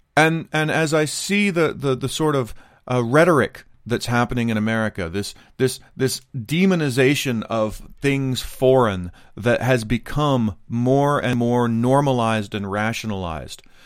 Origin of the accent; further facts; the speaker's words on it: United States; now in Japan; I'm an American, married to a Japanese person, living in Japan